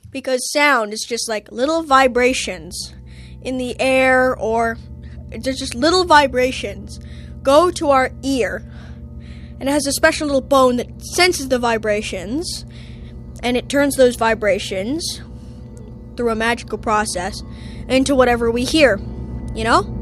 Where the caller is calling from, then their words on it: Toronto, Ontario, Canada; I'm calling from Toronto, and my question is Is there such a thing as complete silence?